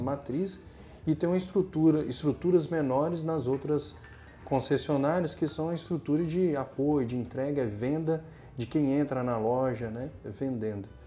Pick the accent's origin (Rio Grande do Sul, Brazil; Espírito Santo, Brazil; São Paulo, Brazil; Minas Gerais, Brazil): Espírito Santo, Brazil; Linhares; also born or lived in Mucurici, Espírito Santo; Eu nasci em Linhares